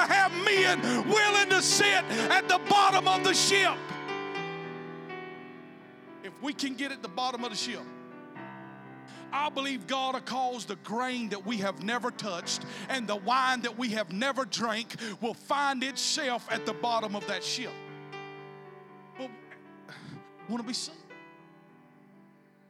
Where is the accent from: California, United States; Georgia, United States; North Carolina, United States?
Georgia, United States; South; also born or lived in Bacon County, Georgia; I was born and raised in South Georgia